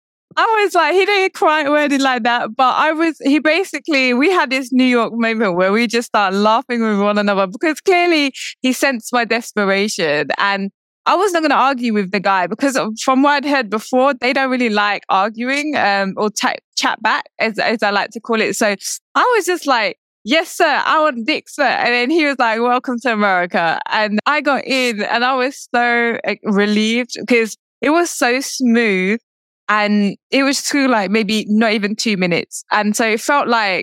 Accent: United Kingdom; I'm British. I was born in the UK, but I'm also Indian

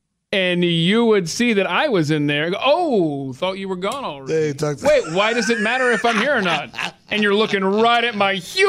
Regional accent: Atlanta, Georgia, United States; when I was a kid growing up in Atlanta

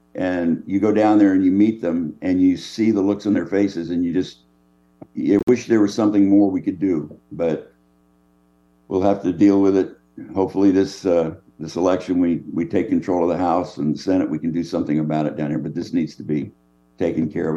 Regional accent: California, United States; moved away as an adult; now in Texas, United States; I'm from California originally, but I've been in, in Texas for fifty years of my adult life.

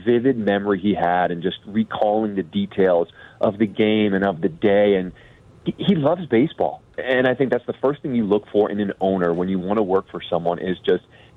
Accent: New York City, New York, United States; moved away as an adult; now in Chicago, United States; I born and raised in New York City

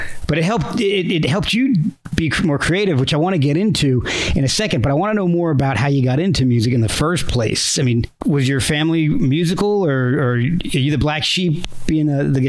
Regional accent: New Jersey, United States; moved away; I kind of grew up in New Jersey myself, so spent like almost 15 years there

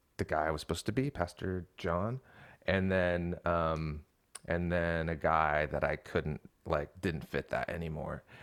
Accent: Seattle, Washington, United States; moved away as an adult; now in Portland, United States; So I was born in Portland. We all grew up in the Seattle area

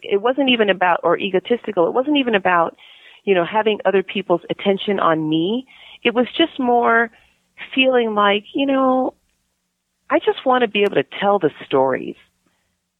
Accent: Palos Verdes, California, United States; I grew up in Palos Verdes

